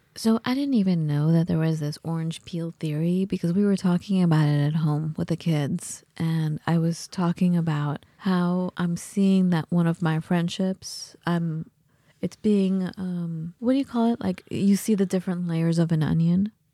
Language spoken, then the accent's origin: English; United States; also born or lived in England; as an American student